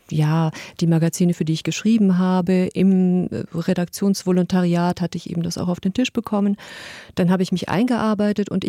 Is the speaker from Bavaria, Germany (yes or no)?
no; Stuttgart, Baden-Württemberg, Germany; Also ich habe zum Teil für die Stuttgarter Zeitung meinem Heimatort ein bisschen äh, Kulturnews gemacht